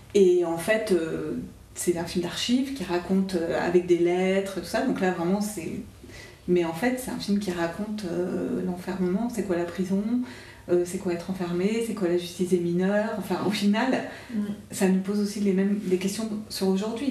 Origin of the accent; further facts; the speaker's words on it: Auvergne-Rhône-Alpes, France; je suis originaire euh, d'Auvergne